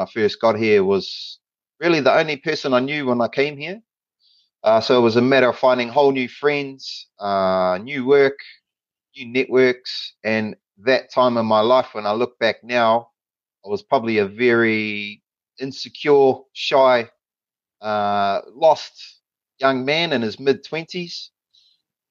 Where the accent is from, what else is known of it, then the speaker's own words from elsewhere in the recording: Palmerston North, Manawatū-Whanganui, New Zealand; moved away as an adult; now in Australia; I grew up in Palmerston North, so Nō Pāmutana, Manawa Tūāhau. My life in Palmy was from the ages of 0 to 26